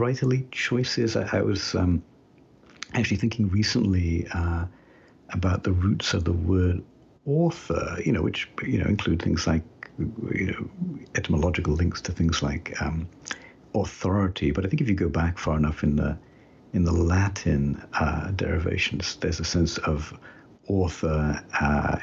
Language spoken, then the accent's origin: English; United Kingdom; moved away as an adult; now in United States; as you can tell a little bit still from my accent, I was born and brought up in Britain, even though I've lived in the US now for more than half my life